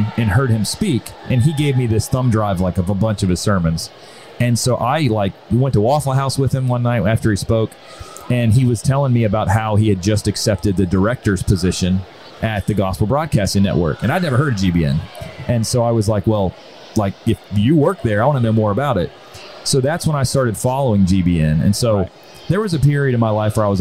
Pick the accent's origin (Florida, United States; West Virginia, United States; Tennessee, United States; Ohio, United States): West Virginia, United States; I grew up in West Virginia